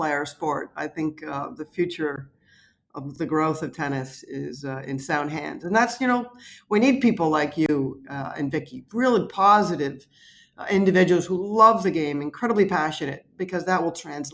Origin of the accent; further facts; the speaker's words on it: Welland, Ontario, Canada; moved away as an adult; now in United States; I was chosen from St. Kevin's Elementary School in Welland